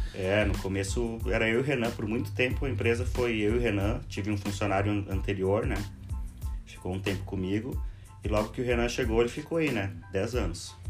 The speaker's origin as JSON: {"language": "Portuguese", "region": "Rio Grande do Sul", "country": "Brazil", "also_born_or_lived": "Porto Alegre", "moved": "as an adult", "lives_now": "Florianópolis, Brazil", "said": "eu comecei aqui no Rio Grande do Sul, sou gaúcho, morei por 10 anos aqui em Porto Alegre"}